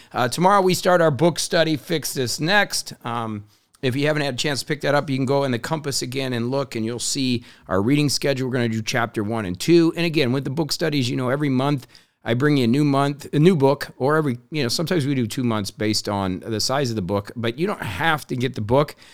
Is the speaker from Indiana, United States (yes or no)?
yes; Indiana, United States; I grew up in Indiana